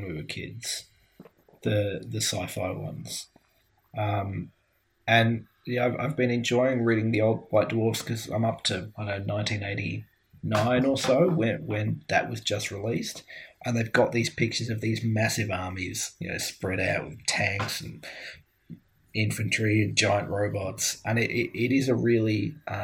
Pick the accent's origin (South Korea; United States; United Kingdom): United Kingdom; Glasgow, Scotland; I grew up in Glasgow